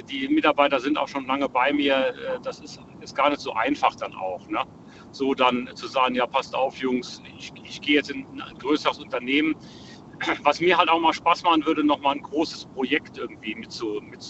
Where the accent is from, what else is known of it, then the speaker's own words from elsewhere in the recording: Saarland, Germany; Ja, ich komme aus dem Saarland.